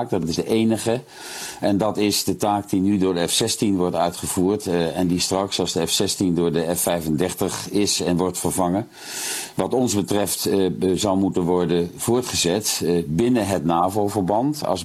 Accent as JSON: {"language": "Dutch", "town": "Uden", "region": "North Brabant", "country": "Netherlands", "tie": "born or raised there", "said": "Ik ben opgegroeid in Uden onder de rook van vliegbasis Volkel."}